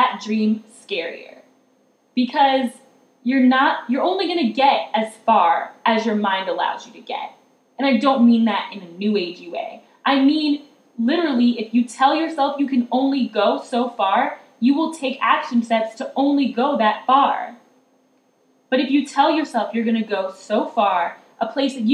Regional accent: South Carolina, United States; now in Colorado, United States; I'm from South Carolina

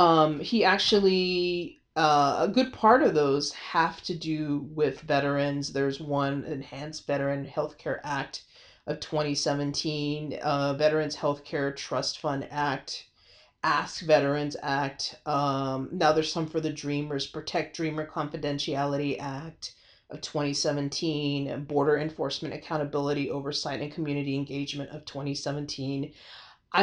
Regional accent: San Antonio, Texas, United States; roughly about 80 miles from my hometown here in San Antonio.

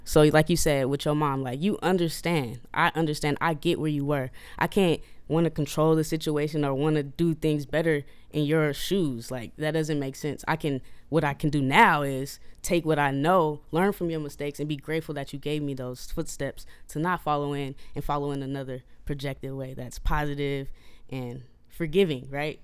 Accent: Oakland, California, United States; I'm from North Oakland, California

